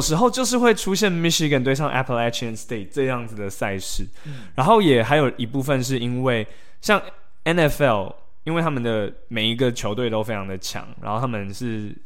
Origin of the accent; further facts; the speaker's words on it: Taiwan; moved away; 然后他当初就问我说：“哎、欸， … 你哪里来的？”我说：“台湾。”